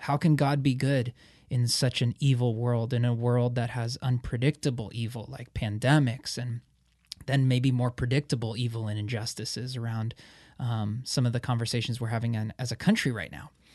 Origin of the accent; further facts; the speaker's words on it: Portland, Oregon, United States; moved away; my hometown of Portland, Oregon